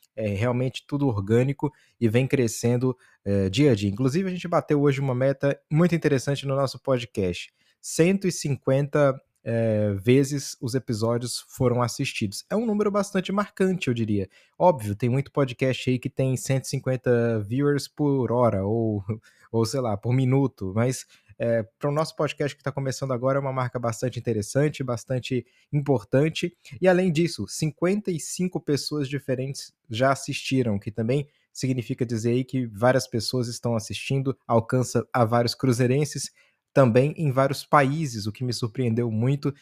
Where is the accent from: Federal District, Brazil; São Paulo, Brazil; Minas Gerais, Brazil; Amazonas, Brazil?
Minas Gerais, Brazil; Pirapora; eu que sou do norte de Minas, a maioria da população do norte de Minas, é, pelo menos na minha cidade, Pirapora